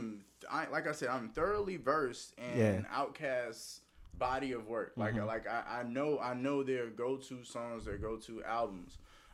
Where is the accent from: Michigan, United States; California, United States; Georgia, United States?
Georgia, United States; Savannah; I'm from Savannah.